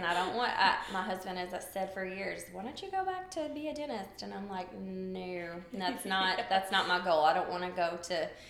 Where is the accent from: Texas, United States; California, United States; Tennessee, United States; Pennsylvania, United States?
Tennessee, United States; Nashville; I am native to Nashville. I'm a unicorn, is what they call us people that have always lived here. I'm 42.